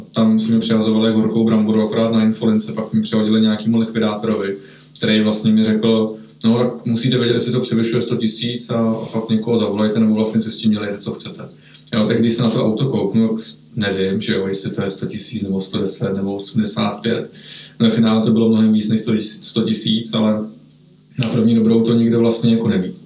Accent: Czechia; že jsme Češi

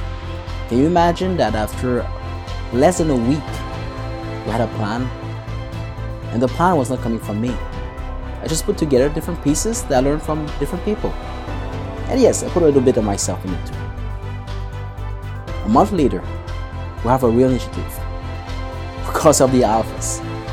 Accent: Canada; And we are actually from the other end of the world. He is from India. We're from Canada.

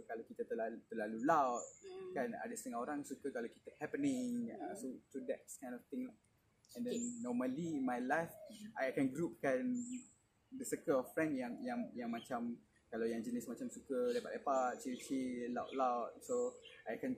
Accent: Kelantan, Malaysia; moved away as an adult; now in Johor, Malaysia; saya lahir dan membesar di Kelantan dan lepas tu terus sambung belajar degree saya di UTM Skudai.

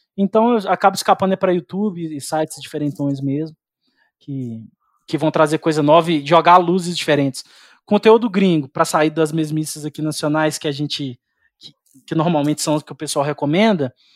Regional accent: Belo Horizonte, Minas Gerais, Brazil; eu sou aqui de Belo Horizonte

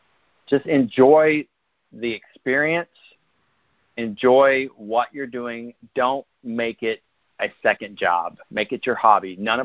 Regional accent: Houston, Texas, United States; moved away as an adult; also born or lived in Lubbock, Texas; now in Norfolk area, Virginia, United States; I'm originally from Houston.

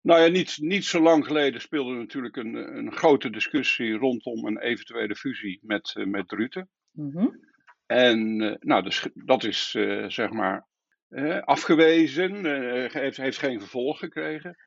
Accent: Bennekom, Gelderland, Netherlands; also born or lived in Lunteren; Geboren in Bennekom en, eh, later verhuisd naar, eh, naar Lunteren, waar mijn vader zijn eigen bedrijf is gestart

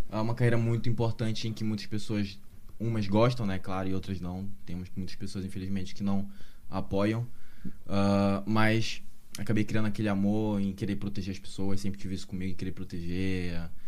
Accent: North Region, Brazil; Eu sou do Norte, uh, mas como falei para vocês aqui no off, né?

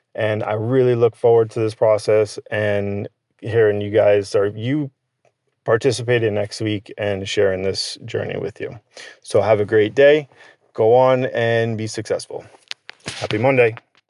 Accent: Connecticut, United States; born and raised in Connecticut

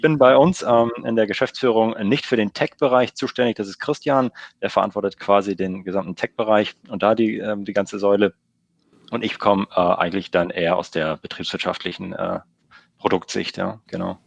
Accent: Lüneburg, Lower Saxony, Germany; Nähe aus Hamburg, komme aus Lüneburg

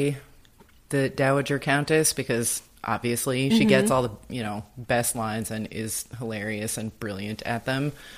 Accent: United States; as an American

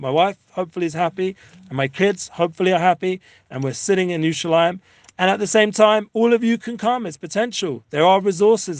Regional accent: London, United Kingdom; now in Israel; growing up in London and all the other places

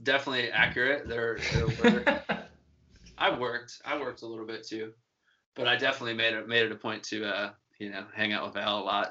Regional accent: Minnesota, United States; you're also wearing pretty much a billboard that says I'm from Minnesota with your sweatshirt.

